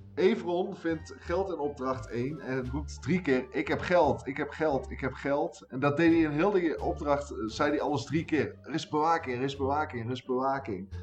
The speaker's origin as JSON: {"language": "Dutch", "region": "North Brabant", "country": "Netherlands", "said": "als Brabander"}